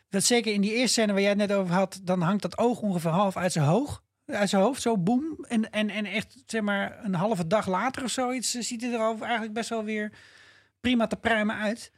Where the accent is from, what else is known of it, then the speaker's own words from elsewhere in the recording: Netherlands; als Nederlanders